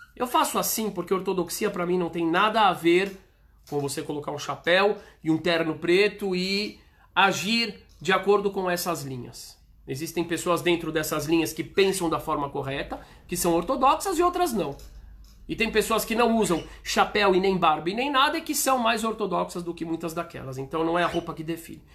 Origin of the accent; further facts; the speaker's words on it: Brazil; Se eu sou brasileiro, graças a Deus eu sou brasileiro.